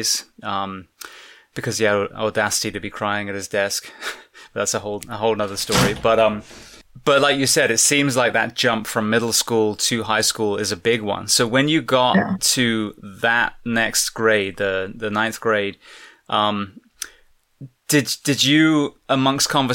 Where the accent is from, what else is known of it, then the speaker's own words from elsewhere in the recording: England, United Kingdom; now in United States; I'm English originally